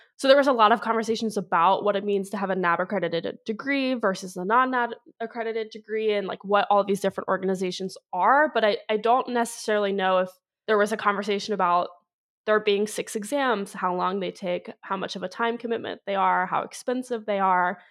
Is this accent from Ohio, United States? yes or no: yes; Ohio, United States; also born or lived in Clemson, South Carolina; now in Cincinnati, United States; I am from Ohio, but I was in Northern Ohio for so long